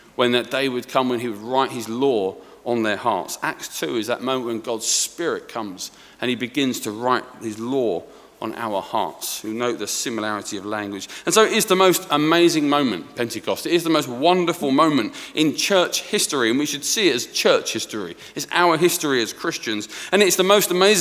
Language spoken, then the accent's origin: English; Sawbridgeworth, East of England, United Kingdom; I'm from Sawbridgeworth